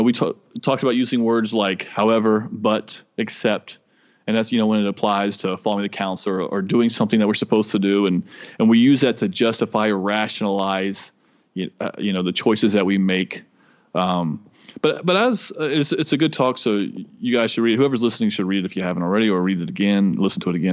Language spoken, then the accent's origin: English; the South, United States; I'm from the South.